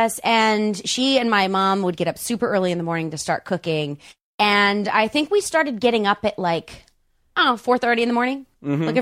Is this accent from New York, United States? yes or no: yes; Greenlawn, New York, United States; moved away as an adult; also born or lived in Syracuse, New York; now in Los Angeles, United States; I grew up on Long Island, about a third of the way out on the top